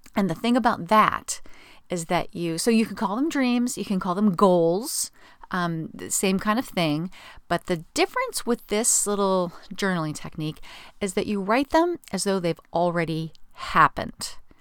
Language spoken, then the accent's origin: English; Southern California, United States; I'm from Southern California